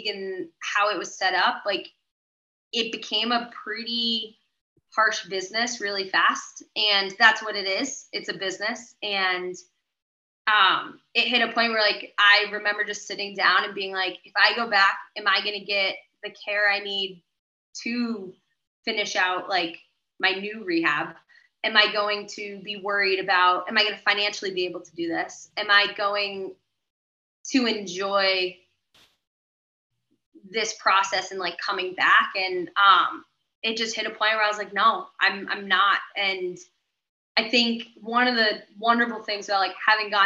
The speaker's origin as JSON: {"language": "English", "town": "Sunapee", "region": "New Hampshire", "country": "United States", "said": "I moved home and I rehabbed from Sunapee, New Hampshire."}